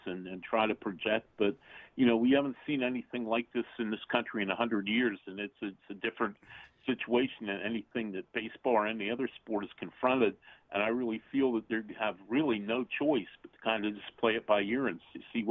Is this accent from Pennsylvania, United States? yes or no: yes; Pittsburgh, Pennsylvania, United States; I grew up in Pittsburgh, a National League city